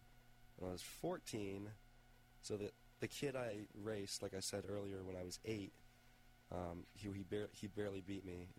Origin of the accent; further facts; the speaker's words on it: Harrisburg, Pennsylvania, United States; So I'm from Harrisburg, by the way.